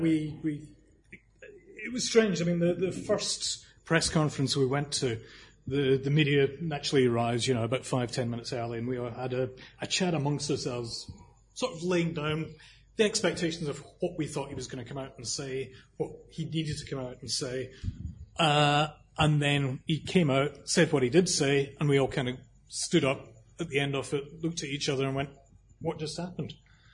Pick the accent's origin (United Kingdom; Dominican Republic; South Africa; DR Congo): United Kingdom; Scotland; I'm Scottish, and I watch all the Scottish games, all the Scottish players around the world